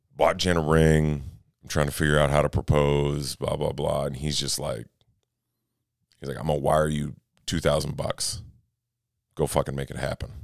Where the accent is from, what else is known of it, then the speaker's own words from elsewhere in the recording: Minnesota, United States; I'm from Minnesota.